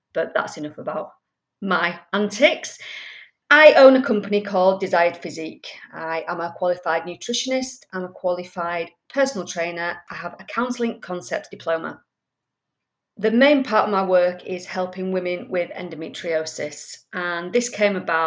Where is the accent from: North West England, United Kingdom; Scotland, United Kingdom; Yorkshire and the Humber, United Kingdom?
Yorkshire and the Humber, United Kingdom; Leeds; also born or lived in France; now in Manchester, United Kingdom; I was born and bred in Leeds, but then I moved around so much, including living in many places around France